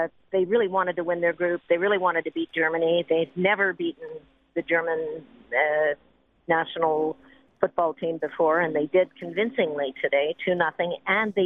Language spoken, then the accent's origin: English; Canada